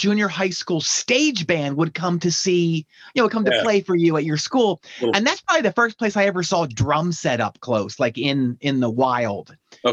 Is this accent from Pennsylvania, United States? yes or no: yes; outside of Philadelphia, Pennsylvania, United States; I grew up outside of Philadelphia, maybe 35 miles northwest, very much like the Mennonite farm country.